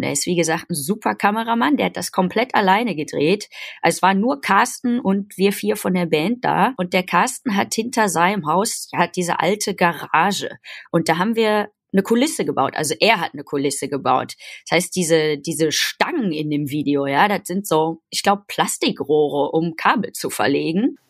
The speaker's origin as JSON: {"language": "German", "town": "Gelsenkirchen", "region": "North Rhine-Westphalia", "country": "Germany", "tie": "born or raised there", "moved": "yes", "lives_now": "Cologne, Germany", "said": "aus dem tiefsten Herzen vom Pott und zwar aus äh, Gelsenkirchen-Horst. Da bin ich geboren."}